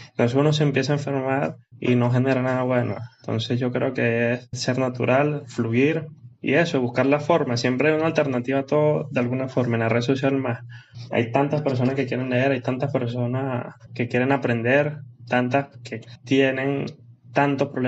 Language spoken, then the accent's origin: Spanish; Venezuela; eh, a nivel país, como le dije, soy de Venezuela, un, tan crítico.